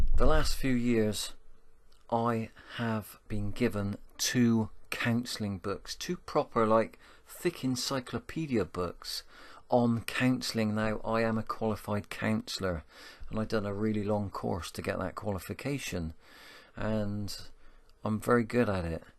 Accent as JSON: {"language": "English", "town": "Bristol", "region": "South West England", "country": "United Kingdom", "accent": "Bristolian", "said": "my Bristolian accent"}